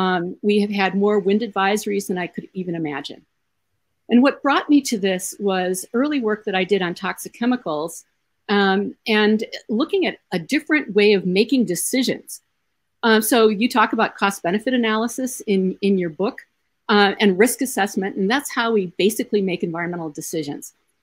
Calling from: Iowa, United States; I want to mention that I'm speaking from Iowa.

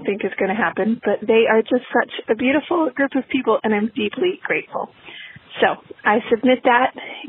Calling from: Maitland, New South Wales, Australia; I'm calling from Maitland, New South Wales, Australia.

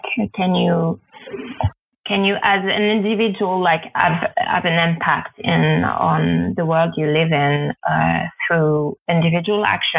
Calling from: Berlin, Germany; From my studio flat in Berlin, Germany.

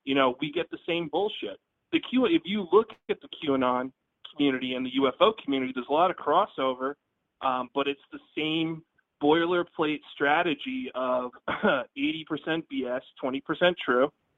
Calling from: Pennsylvania, United States; from Pennsylvania.

